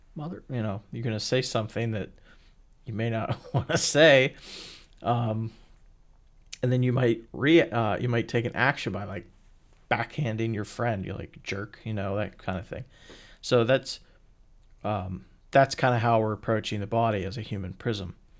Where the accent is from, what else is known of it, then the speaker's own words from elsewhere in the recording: Pennsylvania, United States; also born or lived in Illinois; I was born a white Caucasian male in Illinois and then was, you know, moved to Pennsylvania as a baby and grew up in a town that was poor